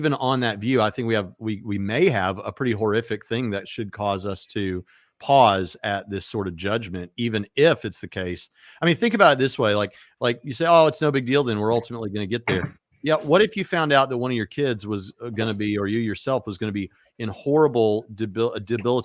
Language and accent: English; United States; being an American